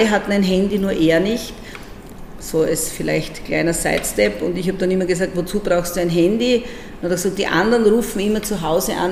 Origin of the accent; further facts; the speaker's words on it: Breitenbrunn am Neusiedlersee, Burgenland, Austria; also born or lived in Eisenstadt; da bin ich dann in Eisenstadt geboren und ich bin in Breitenbrunn am Neusiedlersee aufgewachsen.